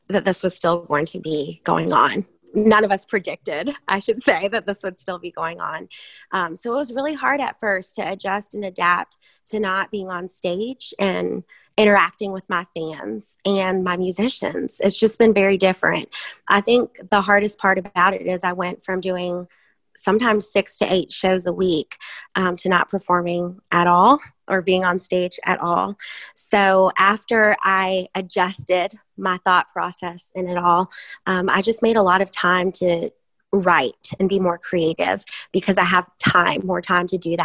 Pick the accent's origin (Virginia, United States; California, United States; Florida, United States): Virginia, United States; moved away; I'm from Virginia